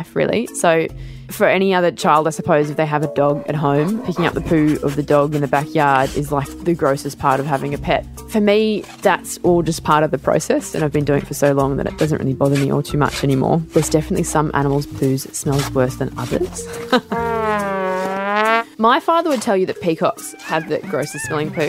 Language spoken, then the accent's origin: English; Port Macquarie, New South Wales, Australia; also born or lived in Nowra, New South Wales; I'm originally from Nowra on the south coast, and we moved to Port Macquarie when I was 7, and that's when we started living in a zoo